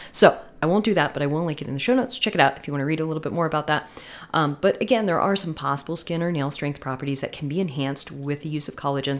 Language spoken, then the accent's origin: English; Florida, United States; I'm from Florida